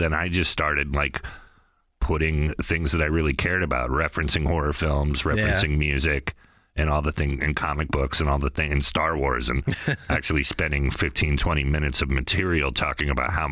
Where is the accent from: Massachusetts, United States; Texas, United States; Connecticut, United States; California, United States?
California, United States; Sonoma; moved away as an adult; also born or lived in Sacramento; now in Los Angeles, United States; I'm from the Bay Area. I grew up in Sonoma, California, the wine country, and then moved to Sacramento to go to school